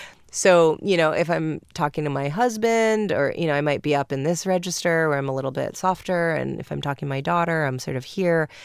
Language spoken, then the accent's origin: English; New York, United States; I'm from New York.